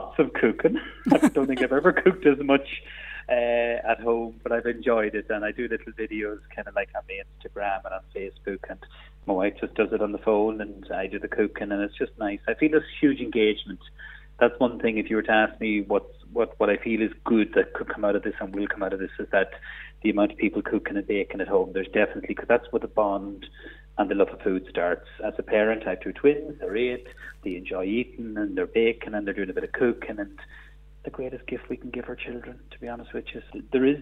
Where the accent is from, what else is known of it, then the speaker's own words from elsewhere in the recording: Ireland; we're right on the border, we're 2 minutes from Northern Ireland